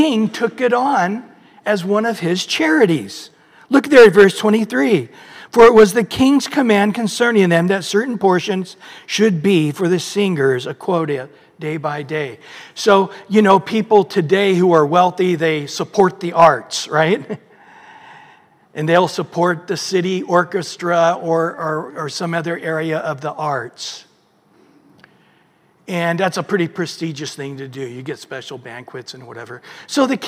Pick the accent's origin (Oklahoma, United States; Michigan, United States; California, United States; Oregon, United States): California, United States; Visalia; I grew up in Visalia